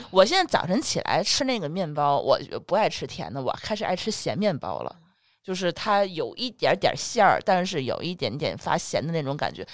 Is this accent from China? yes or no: yes; Tianjin, China; 我们天津人从小不一定是喝海河水长大的